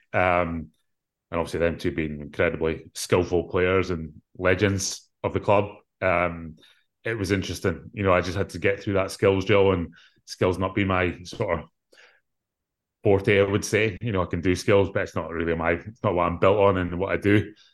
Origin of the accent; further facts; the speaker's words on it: Scotland, United Kingdom; growing up in Scotland